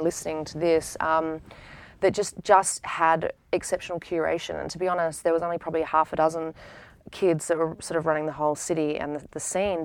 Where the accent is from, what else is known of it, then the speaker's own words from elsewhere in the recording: Adelaide, South Australia, Australia; moved away as an adult; now in United States; growing up in Adelaide